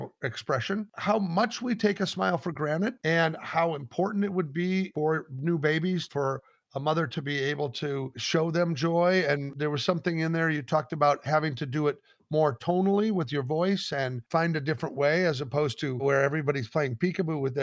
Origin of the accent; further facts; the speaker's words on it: Omaha, Nebraska, United States; moved away; also born or lived in Los Angeles; I grew up in Omaha, Nebraska